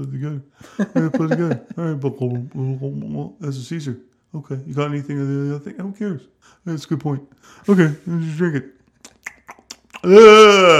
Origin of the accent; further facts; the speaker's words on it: Canada; we're Canadian